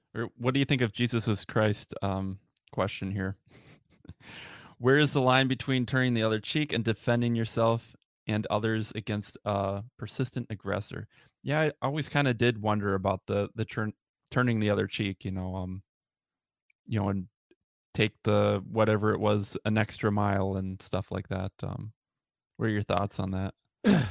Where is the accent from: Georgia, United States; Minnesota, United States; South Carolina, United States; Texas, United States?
Minnesota, United States; I'm from Minnesota